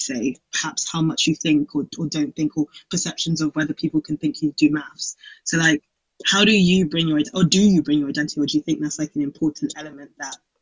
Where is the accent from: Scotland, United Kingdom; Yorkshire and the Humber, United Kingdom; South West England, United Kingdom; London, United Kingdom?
London, United Kingdom; I grew up in London